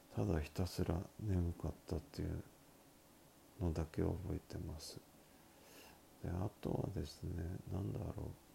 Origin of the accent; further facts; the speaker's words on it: Miyazaki, Japan; accent: Miyazaki dialect; 私の拙い宮崎弁